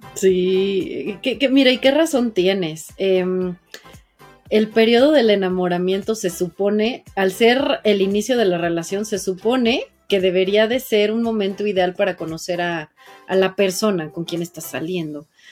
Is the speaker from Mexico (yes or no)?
yes; Mexico; yo hablo como mujer, que soy mujer mexicana, que soy viviendo en una sociedad así